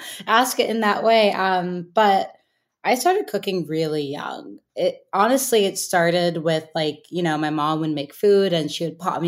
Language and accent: English; the Bay Area, California, United States; I grew up in the Bay, and there was a cooking camp. It was like in some house in Berkeley.